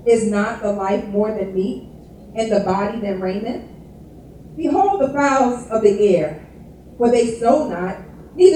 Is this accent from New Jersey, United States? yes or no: yes; North New Jersey, United States; moved away; I'm originally from New Jersey, from North New Jersey. And this is the church that I grew up